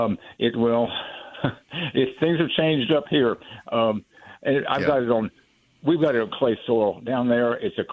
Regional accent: Kingsville, Texas, United States; I grew up in Kingsville, Texas, south of Corpus Christi.

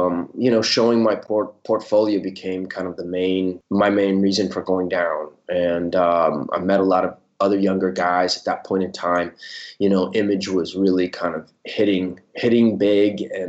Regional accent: Southern California, United States; moved away as an adult; also born or lived in Athens, Ohio; now in Italy; my family moved to Southern California when I was I think 8 or 9. I grew up for the most part in Southern California

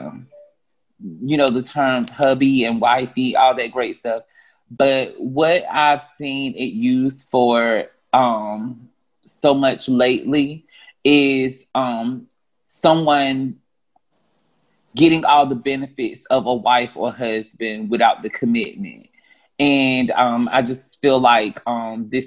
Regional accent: North Carolina, United States; now in Atlanta, United States; I'm from the nice southern town of North Carolina, but I reside in Atlanta at the moment

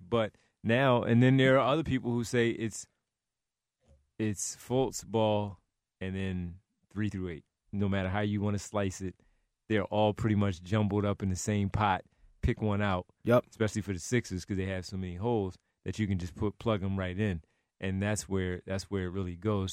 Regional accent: Philadelphia, Pennsylvania, United States; we're from the Philadelphia area, born and raised

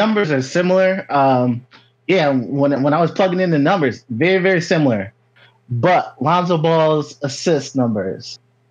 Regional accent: Connecticut, United States; I know you. … from CT 203.

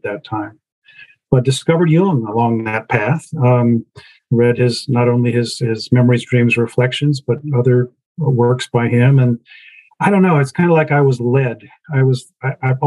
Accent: Kansas, United States; moved away as an adult; also born or lived in New York; I was a Kansas kid. You know, I was born and raised in the Midwest.

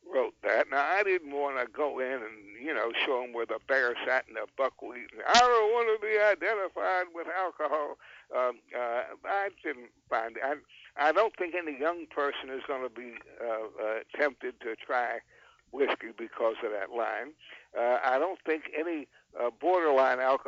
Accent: North Carolina, United States; my hometown in North Carolina

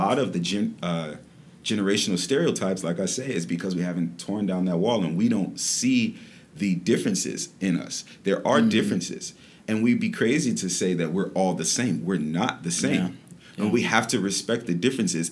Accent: Detroit, Michigan, United States; moved away as an adult; now in Florida, United States; I'm born and raised in Detroit

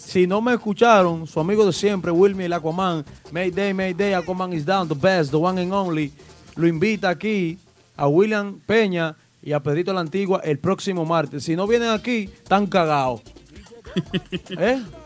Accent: Sajoma, Santiago, Dominican Republic; moved away; mi gente de Sajoma porque soy orgullo de mi gente Sajoma, que soy el único que lo representa allá

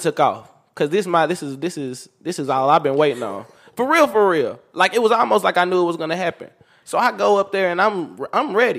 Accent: Meridian, Mississippi, United States; I grew up in Meridian, Mississippi

